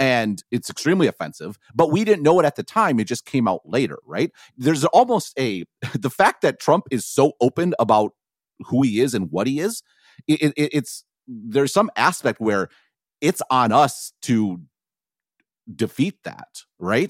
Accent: Madison, Wisconsin, United States; growing up in Madison

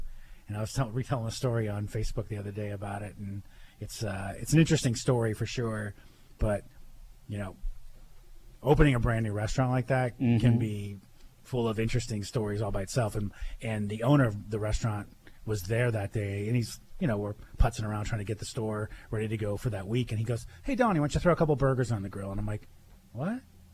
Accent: Erie, Pennsylvania, United States; I was born here in Erie in the mid-60s

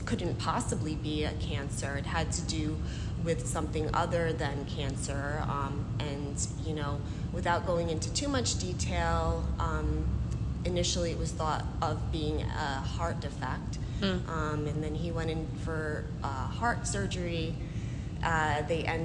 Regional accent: New York City, New York, United States; moved away as an adult; now in Albany, United States; I grew up in Brooklyn.

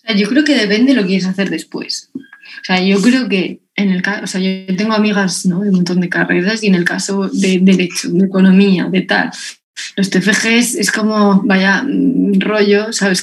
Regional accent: Lorca, Region of Murcia, Spain; yo soy murciana, soy de Lorca

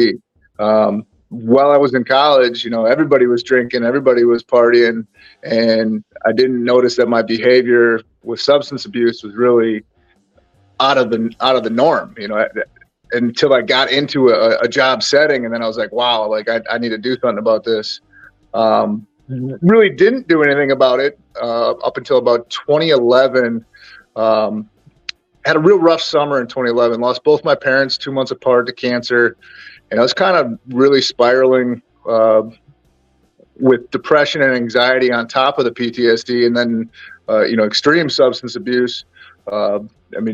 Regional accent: north of Green Bay, Northeast Wisconsin, United States; I grew up in Northeast Wisconsin, about half hour north of Green Bay

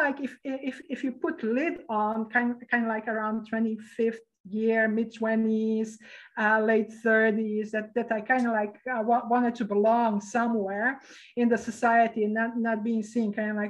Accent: Sarajevo, Bosnia & Herzegovina; born there; So where I was born in Sarajevo, actually. That is formerly Yugoslavia, and now it's called Bosnia, as I recall.

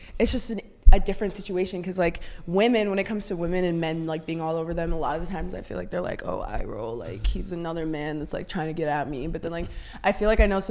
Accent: Saint Paul, Minnesota, United States; I moved out for 2 years to Minneapolis. I'm from St. Paul originally

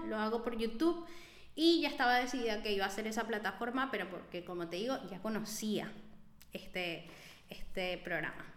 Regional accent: Venezuela; moved away; yo soy venezolana

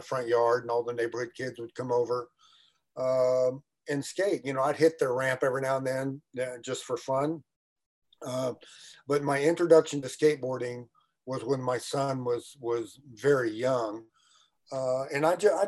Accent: Houston, Texas, United States; I was born and raised in Houston, Texas, in rural Houston

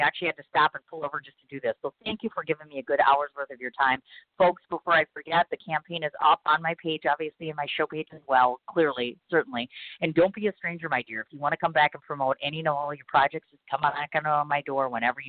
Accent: Milwaukee, Wisconsin, United States; I'm getting used to being here in Milwaukee. I've been here my whole life.

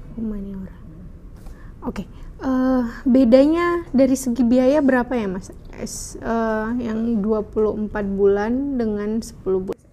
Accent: Indonesia; kita dari Indonesia

